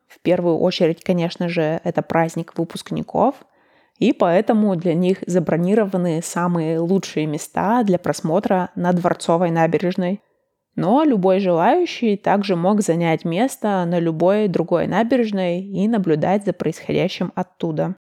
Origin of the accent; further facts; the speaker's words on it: Russia; moved away; also born or lived in Chicago, United States; Мой родной город находится на 59 градусах северной широты. Это чуть южнее Санкт-Петербурга